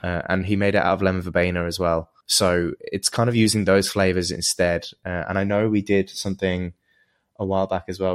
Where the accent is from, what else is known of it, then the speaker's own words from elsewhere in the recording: England, United Kingdom; moved away; in England where, where I'm from